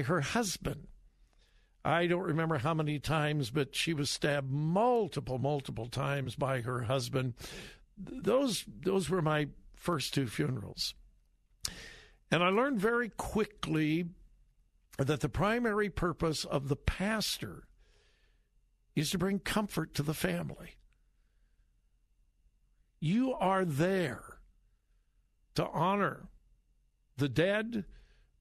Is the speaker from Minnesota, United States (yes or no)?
no; Compton, California, United States; I grew up in Compton, California